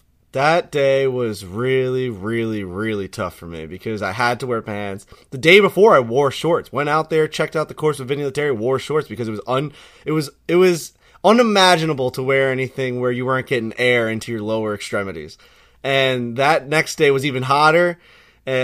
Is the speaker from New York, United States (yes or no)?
yes; New York City, New York, United States; I'm a New Yorker through and through, my whole life been here